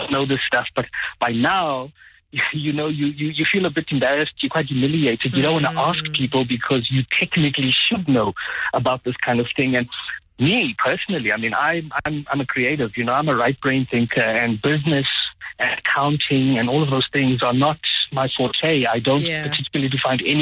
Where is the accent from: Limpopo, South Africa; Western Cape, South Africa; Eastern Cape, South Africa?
Eastern Cape, South Africa; Mthatha; I'm from Mthatha in the Eastern Cape